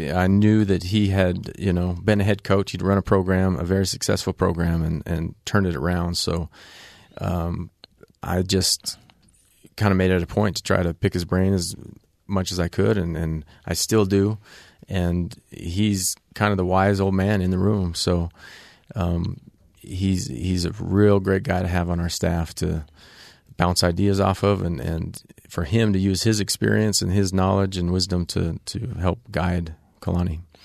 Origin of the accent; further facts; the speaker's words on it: Canada; also born or lived in Ogden, Utah, United States; I qualified as a Canadian